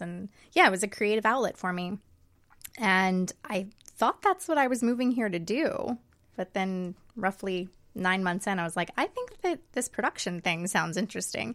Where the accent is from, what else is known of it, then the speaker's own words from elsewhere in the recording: outside of Atlanta, Georgia, United States; moved away as an adult; now in Los Angeles, United States; I was raised outside of Atlanta in the suburbs, and I have actually been in L A exactly eleven years